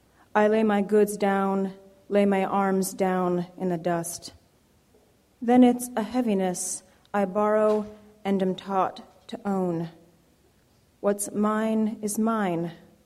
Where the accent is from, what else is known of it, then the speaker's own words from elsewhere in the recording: Jamaica; I'm Jamaican, of Jamaican parentage, and I've been thinking a lot about the place of the immigrant in America lately